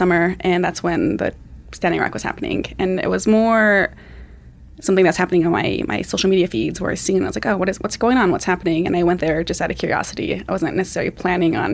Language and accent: English; Flathead Reservation, Montana, United States; I grew up on the Flathead Reservation. It's in northwest Montana between Missoula and Kalispell.